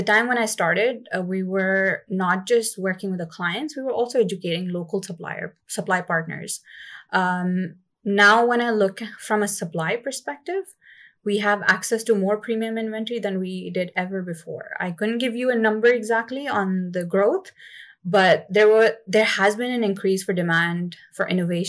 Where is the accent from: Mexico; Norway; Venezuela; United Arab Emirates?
United Arab Emirates; Dubai; I guess I grew up in Dubai, so for me, it was never really a surprise to like see something like this.